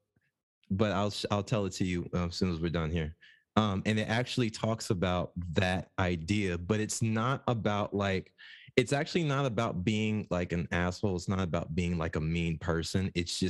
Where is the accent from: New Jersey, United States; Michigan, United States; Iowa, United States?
New Jersey, United States; moved away; we're from Jersey